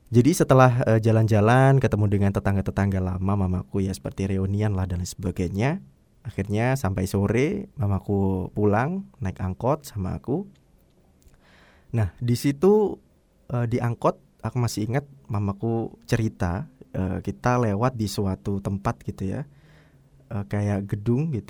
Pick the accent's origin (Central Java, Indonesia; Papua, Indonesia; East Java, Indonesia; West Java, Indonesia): East Java, Indonesia; Surabaya; born there; also born or lived in Waru, Sidoarjo; itu mamaku sempat tinggal di daerah Surabaya ya tempat kelahiranku kalau nggak salah di Jalan Tuban Raya